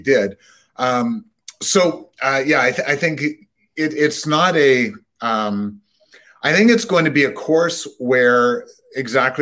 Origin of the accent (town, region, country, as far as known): Canada